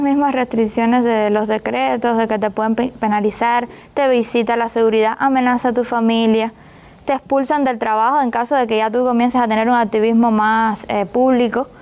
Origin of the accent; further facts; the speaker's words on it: Cuba; moved away as an adult; now in Mexico; nosotros somos cubanos